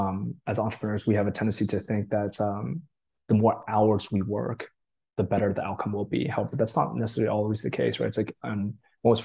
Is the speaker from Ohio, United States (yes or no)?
no; Boston, Massachusetts, United States; English is a second language; also born or lived in Japan; I grew up East Coast around the Boston area